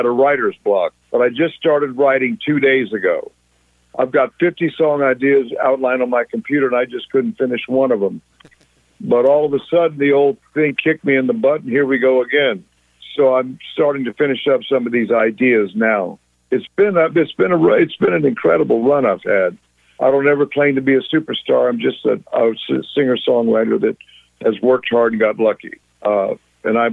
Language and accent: English; Tarpon Springs, Florida, United States; moved away as an adult; also born or lived in Burbank, California; I have currently moved back to my hometown of Tarpon Springs, Florida